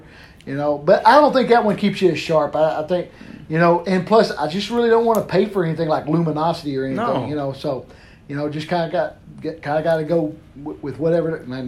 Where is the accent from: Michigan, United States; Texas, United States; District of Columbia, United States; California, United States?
Texas, United States; now in Conway, United States; I grew up on Lake Texoma.